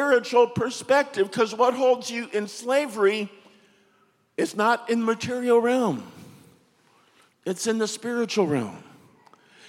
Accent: United States; I'm an American?

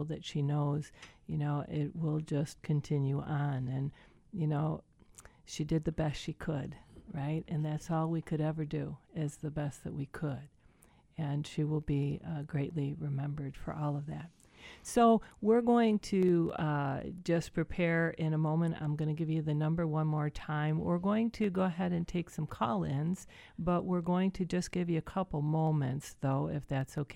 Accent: Buffalo, New York, United States; I'm just a little West Side girl from Buffalo. You know, this is my hometown

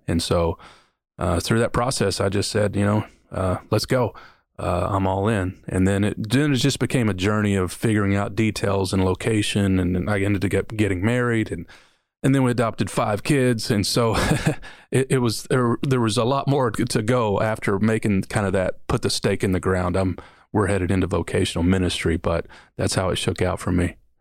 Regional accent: Kentucky, United States; moved away as an adult; also born or lived in Detroit, Michigan / New Orleans, Louisiana / Mississippi; I was born in Detroit, Michigan, grew up in Kentucky

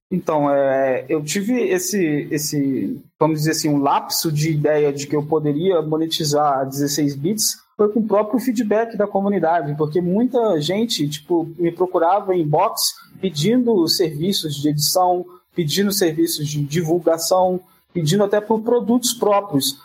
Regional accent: Barra do Piraí, Rio de Janeiro, Brazil; Eu sou de um condado longínquo e distante chamado Barra do Piraí.

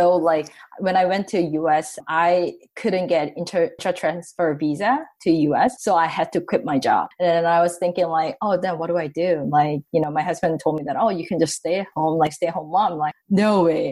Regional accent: South Korea; moved away as an adult; also born or lived in San Francisco, United States; now in Toronto, Canada; growing up in Korea

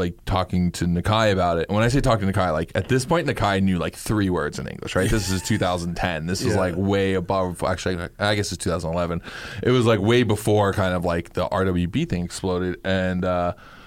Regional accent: New York City, New York, United States; growing up in Queens

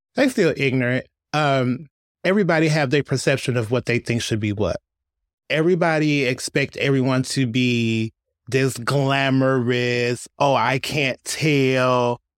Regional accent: Detroit, Michigan, United States; I was born and raised in Detroit

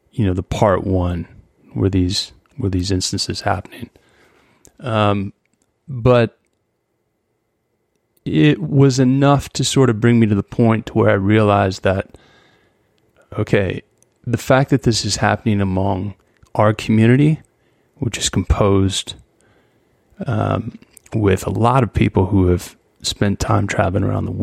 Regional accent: United States; one, I'm an American. It doesn't matter.

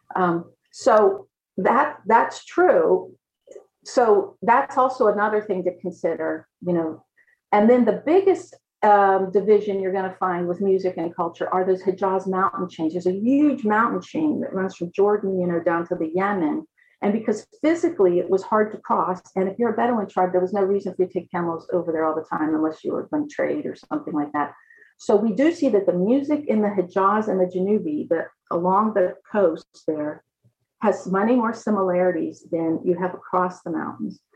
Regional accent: United States; now in Kuwait; being foreign, being American, because I'm not part of the tribes

